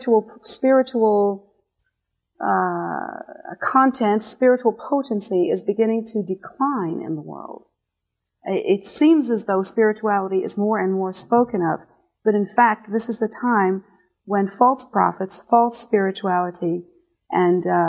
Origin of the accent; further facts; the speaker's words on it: United States; here in America